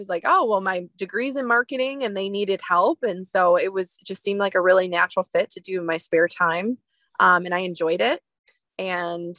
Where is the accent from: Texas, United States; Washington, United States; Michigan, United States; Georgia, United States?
Michigan, United States; outside of the Detroit area, downstate; moved away as an adult; now in Traverse City, United States; I grew up in downstate Michigan. So outside of the Detroit area, in 2011, I moved to Northern Michigan